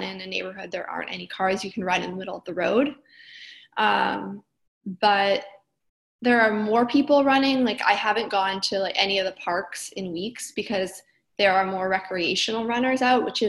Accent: Kenora, Ontario, Canada; now in Brooklyn, United States; I grew up in Northern Ontario in Kenora.

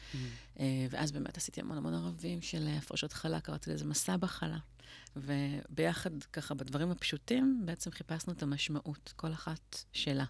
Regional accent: Tel Aviv, Tel Aviv District, Israel; גדלתי בצפון תל אביב

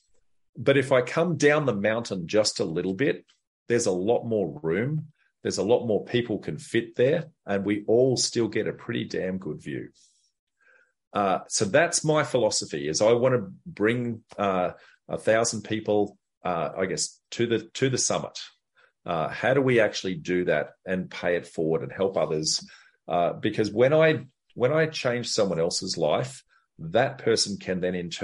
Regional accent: Darwin, Northern Territory, Australia; So I grew up in Darwin

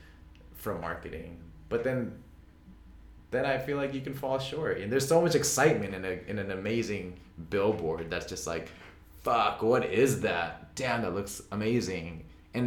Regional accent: Orange County, California, United States; growing up in Orange County, you know, like, just minutes from Anaheim.

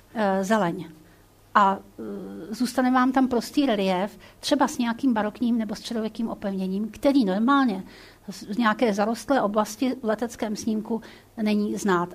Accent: Prague, Czechia; also born or lived in Hrusice; já jsem Pražák

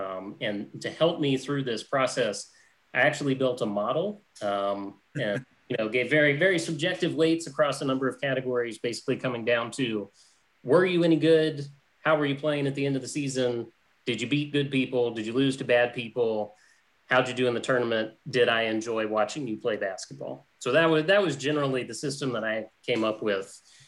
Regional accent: Knoxville, Tennessee, United States; growing up in Knoxville in the 90s

